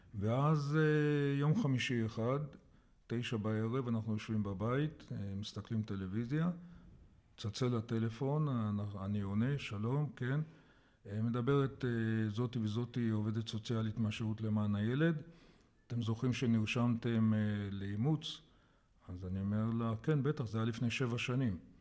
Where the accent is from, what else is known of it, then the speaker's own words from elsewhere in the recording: Jerusalem, Jerusalem District, Israel; also born or lived in Kokhav HaShahar; נולדתי בירושלים